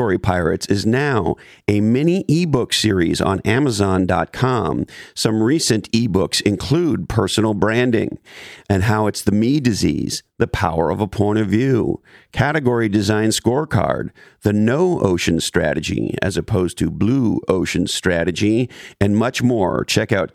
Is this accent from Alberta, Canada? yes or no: no; Montreal, Quebec, Canada; moved away; also born or lived in Toronto; I was born and raised in Montreal, and I lived in Toronto for years